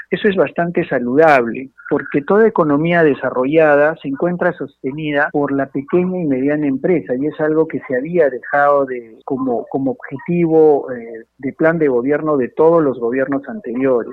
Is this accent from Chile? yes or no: no; Peru; A mí como peruano